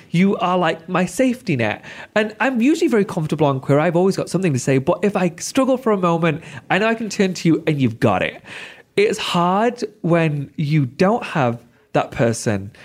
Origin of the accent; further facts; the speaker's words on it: United Kingdom; I'm such a proud Brit